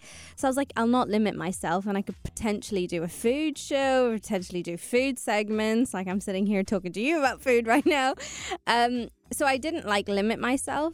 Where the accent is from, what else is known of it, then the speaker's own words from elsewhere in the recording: Northern Ireland, United Kingdom; moved away as an adult; now in United Arab Emirates; I moved to the UAE 14 years ago. Born and raised in Northern Ireland